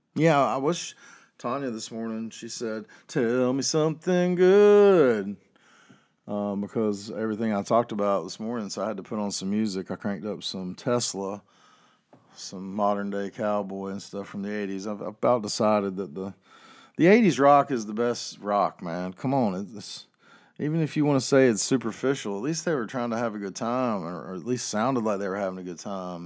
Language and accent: English; Chapel Hill, North Carolina, United States; I don't live in Chapel Hill anymore, but I'm from Chapel Hill